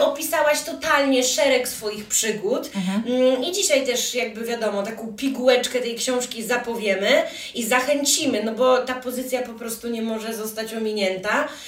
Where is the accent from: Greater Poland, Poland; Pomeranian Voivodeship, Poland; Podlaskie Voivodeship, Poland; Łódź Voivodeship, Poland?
Podlaskie Voivodeship, Poland; Białystok; ja jestem z Białegostoku, jestem totalną też patriotką lokalną